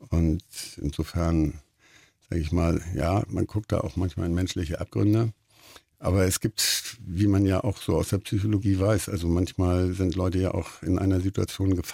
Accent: Hamburg, Germany; Also für mich ist das, ich bin Hamburger, ja. Also wir sind tolerant

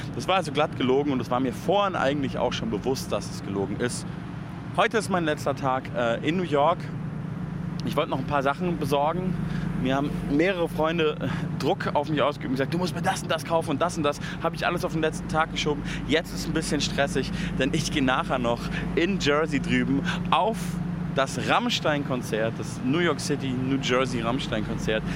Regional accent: Germany; bei uns in Deutschland

